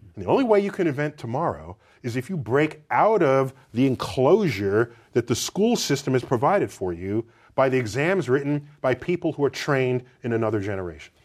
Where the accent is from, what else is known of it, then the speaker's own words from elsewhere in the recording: United States; as an American